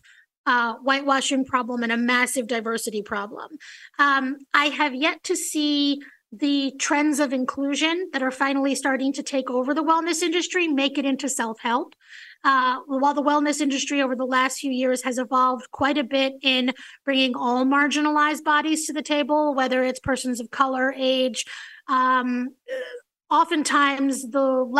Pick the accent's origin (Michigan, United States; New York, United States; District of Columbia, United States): New York, United States; New York City; that little girl growing up in New York City